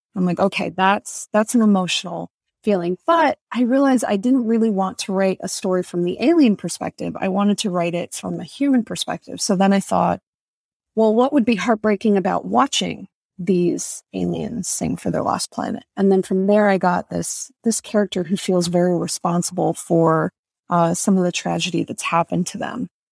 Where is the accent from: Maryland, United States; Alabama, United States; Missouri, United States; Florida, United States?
Florida, United States; Tampa; I'm Dominican American, and when I grew up in Tampa